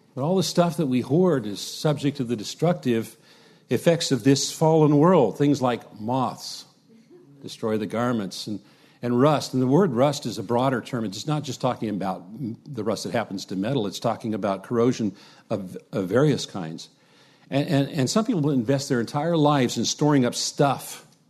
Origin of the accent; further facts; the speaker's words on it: United States; us as American Christians